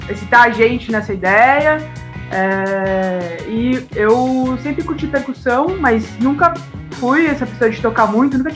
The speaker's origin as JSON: {"language": "Portuguese", "region": "São Paulo", "country": "Brazil", "moved": "as an adult", "lives_now": "Jundiaí, Brazil", "said": "a gente mora em Jundiaí já, aqui na região, é, há mais de 10 anos. Mas eu, eu, sou de São Paulo, mas eu moro aqui"}